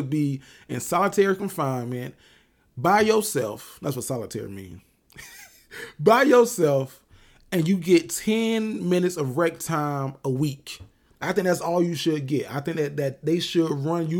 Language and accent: English; Florida, United States; I'm from Florida